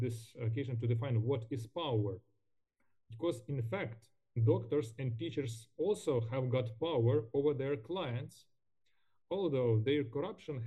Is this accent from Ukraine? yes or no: yes; Ukraine; English is a second language; our country, by our people